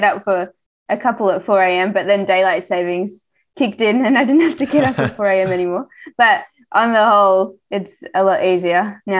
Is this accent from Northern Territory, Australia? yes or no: no; Melbourne, Victoria, Australia; now in Girona, Spain; I'm from Melbourne.